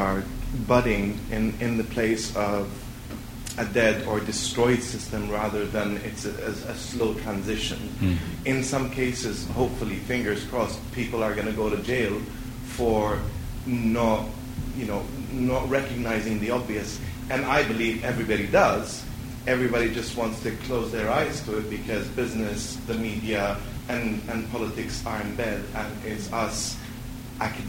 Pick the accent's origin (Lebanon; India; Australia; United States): Lebanon; I'm from Lebanon.